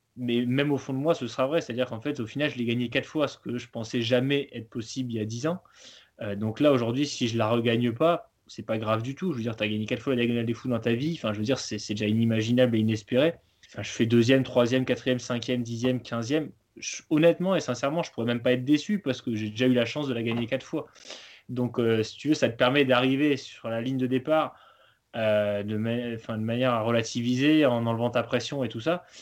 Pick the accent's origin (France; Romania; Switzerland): France; Chambéry, Auvergne-Rhône-Alpes; j'ai grandi vers Chambéry